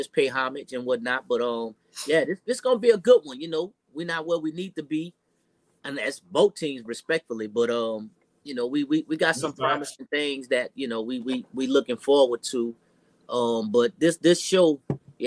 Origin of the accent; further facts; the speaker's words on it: New Orleans, Louisiana, United States; now in Georgia, United States; born and raised in New Orleans, Louisiana